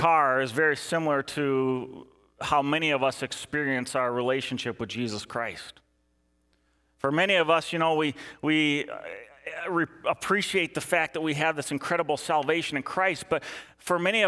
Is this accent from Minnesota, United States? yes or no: yes; Eden Prairie, Minnesota, United States; I was working at a grocery store back in my hometown of Eden Prairie